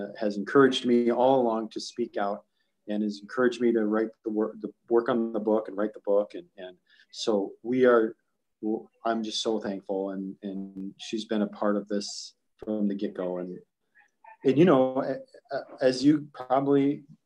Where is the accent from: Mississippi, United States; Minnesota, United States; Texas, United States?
Minnesota, United States; Long Prairie; I went to a small newspaper in my hometown of Long Prairie, the Long Prairie Leader